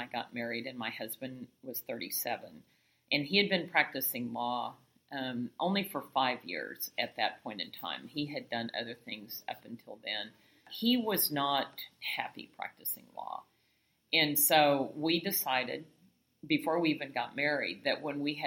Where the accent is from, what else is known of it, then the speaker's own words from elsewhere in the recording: Oklahoma City, Oklahoma, United States; moved away as an adult; also born or lived in San Antonio, Texas; now in Ashland, Oregon, United States; I grew up in Oklahoma